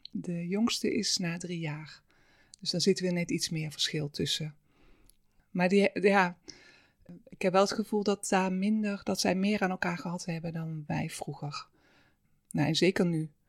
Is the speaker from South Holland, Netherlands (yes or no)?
no; Halsteren, North Brabant, Netherlands; born there; mijn moeder. Um, zij zijn vanuit eh, Limburg naar uh, eh, Halsteren eh